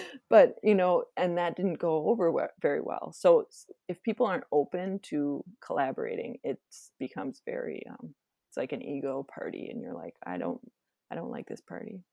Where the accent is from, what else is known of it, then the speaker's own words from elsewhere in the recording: Wisconsin, United States; also born or lived in Minnesota; now in Twin Cities, United States; I was born in Minnesota, and then I lived in Wisconsin kind of when I was growing up, and then I went back, came back here for college